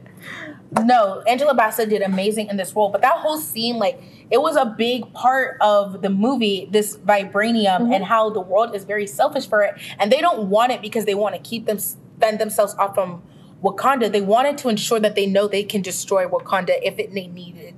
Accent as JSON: {"language": "English", "country": "Ghana", "said": "I'm Ghanaian, West African"}